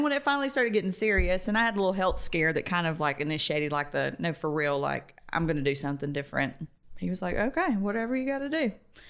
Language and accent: English; Roswell, United States; growing up in Roswell, spas and Botox and those kind of treatments were pretty commonplace.